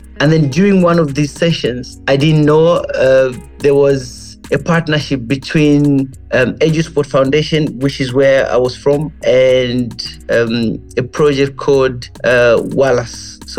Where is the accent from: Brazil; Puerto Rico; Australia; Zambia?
Zambia; Lusaka, Lusaka Province; also born or lived in United Kingdom; So I grew up in Kalingalinga compound near Mass Media in Lusaka.